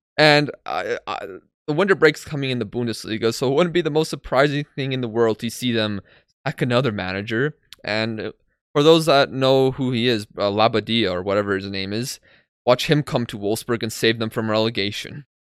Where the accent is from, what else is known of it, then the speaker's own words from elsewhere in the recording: Poland; I'm from Poland